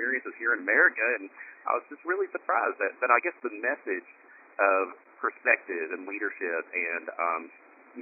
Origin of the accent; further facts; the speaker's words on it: Appalachia, Tennessee, United States; I grew up in Tennessee, in the hills of Appalachia